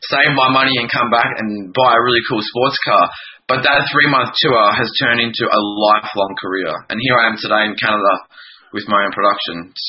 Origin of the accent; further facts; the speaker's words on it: country Victoria, Australia; also born or lived in Melbourne; I just my nana found classes in my hometown, and I'm I'm from country Victoria, uh, an hour an hour and a bit from Melbourne